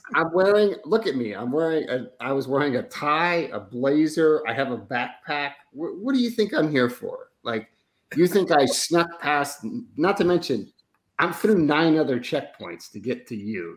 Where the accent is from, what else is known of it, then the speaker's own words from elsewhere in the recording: Oregon, United States; I'm from Oregon, but because I have a New York Italian mother